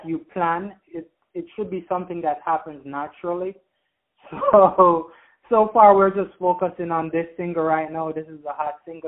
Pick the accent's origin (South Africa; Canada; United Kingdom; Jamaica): Jamaica; moved away; I'm originally from Jamaica